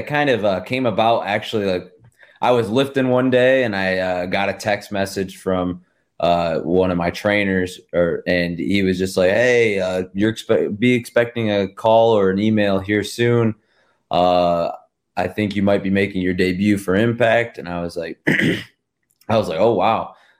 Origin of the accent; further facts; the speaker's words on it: Rossford, Ohio, United States; I'm in Rossford, Ohio. Okay. Yeah. My hometown. I'm born and raised here, 1998.